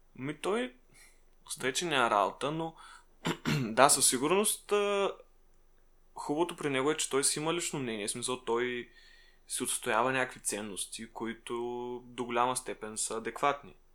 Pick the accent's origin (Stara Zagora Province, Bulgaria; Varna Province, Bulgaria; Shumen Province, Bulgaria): Shumen Province, Bulgaria; Shumen; в Шумен, откъдето съм аз